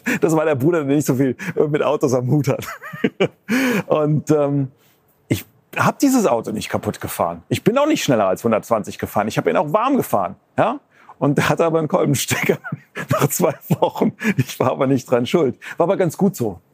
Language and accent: German; near Mainz, Rhineland-Palatinate, Germany; ich bin ja in der Nähe von Mainz aufgewachsen